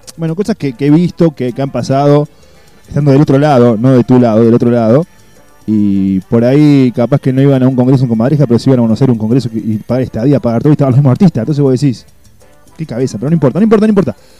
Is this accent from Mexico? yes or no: no; Uruguay; now in Córdoba, Argentina; yo soy uruguayo me siento cordobés